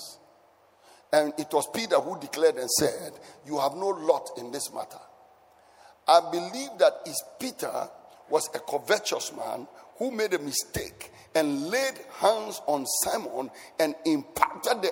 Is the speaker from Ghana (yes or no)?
yes; Ghana; I grew up in Savo Zungo